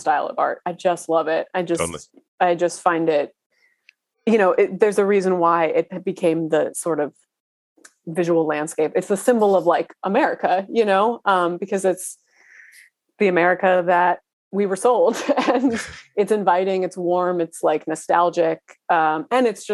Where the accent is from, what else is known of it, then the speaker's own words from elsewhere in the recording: Philadelphia, Pennsylvania, United States; I grew up in Pennsylvania